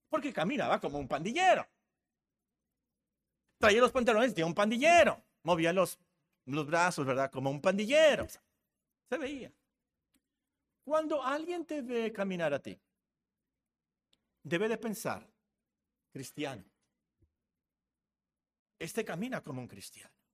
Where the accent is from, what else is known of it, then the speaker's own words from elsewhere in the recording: Hermosillo, Sonora, Mexico; also born or lived in Guerrero, Mexico / Culiacán, Mexico / Phoenix, United States; yo soy de Hermosillo, yo llegué aquí en 1968. Eh, ¿Pero por qué hablas así? Bueno, resulta que yo nací en Guerrero de casualidad porque mi papá trabajaba ahí y luego viví en Sinaloa, eh, en Culiacán, y luego viví aquí en Hermosillo, y luego viví en Phoenix